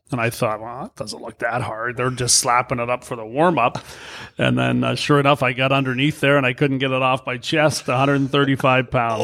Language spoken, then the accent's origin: English; Brantford, Ontario, Canada; moved away; I grew up in Brantford, an hour from Toronto